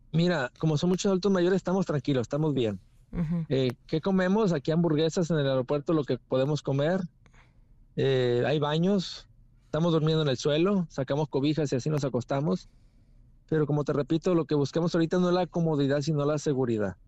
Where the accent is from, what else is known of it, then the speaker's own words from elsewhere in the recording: Sinaloa, Mexico; somos cuatro de Sinaloa, entre ellos yo